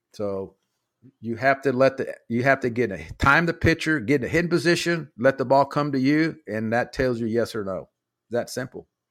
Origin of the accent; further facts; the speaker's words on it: Dallas, Texas, United States; also born or lived in Beeville, Texas; I grew up in Oak Cliff